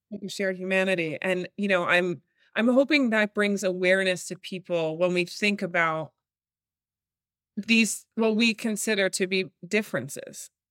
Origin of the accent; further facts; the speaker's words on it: New York, United States; I'm born and raised in New York